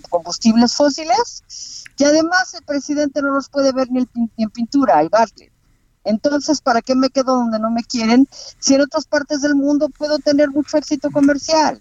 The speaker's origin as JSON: {"language": "Spanish", "country": "Mexico", "said": "yo como mexicana"}